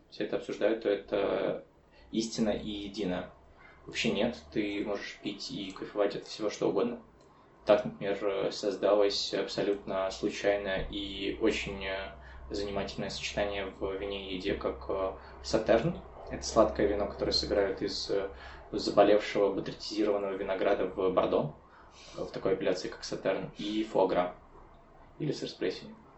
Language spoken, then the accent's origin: Russian; Chernivtsi, Chernivtsi Oblast, Ukraine; Я родом из Черновцов